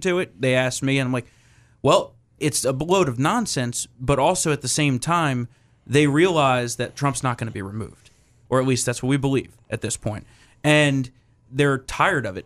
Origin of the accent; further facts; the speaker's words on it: New Jersey, United States; my home state of New Jersey